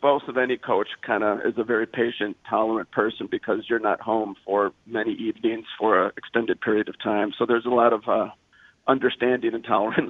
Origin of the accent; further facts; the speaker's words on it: Midwest, United States; also born or lived in California; I grew up in the Midwest in lacrosse. I'm an old man, by the way.